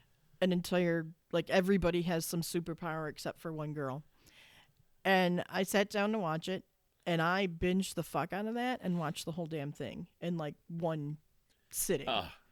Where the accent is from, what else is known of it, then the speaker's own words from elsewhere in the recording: Ireland; I'm Irish, so Irish folktale stuff, yes.